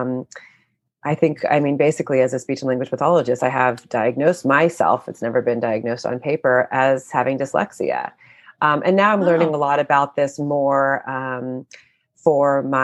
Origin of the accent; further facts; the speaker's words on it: Oakland, California, United States; I grew up in Oakland, in California